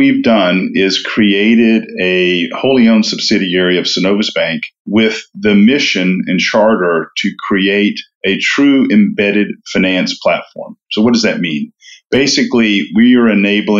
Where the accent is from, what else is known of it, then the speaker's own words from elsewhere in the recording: Knoxville, Tennessee, United States; moved away as an adult; also born or lived in Auburn, Alabama; now in Atlanta, United States; I grew up in East Tennessee, Knoxville, Tennessee